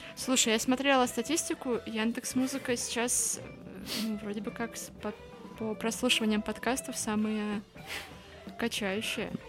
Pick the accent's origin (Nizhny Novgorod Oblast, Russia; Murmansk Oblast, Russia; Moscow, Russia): Murmansk Oblast, Russia; Murmansk; now in Saint Petersburg, Russia; я из Мурманска